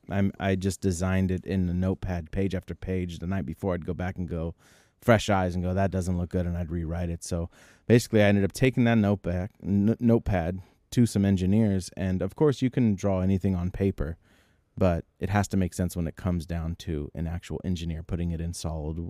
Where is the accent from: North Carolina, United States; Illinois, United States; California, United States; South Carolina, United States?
California, United States; Bay Area; we're from the Bay Area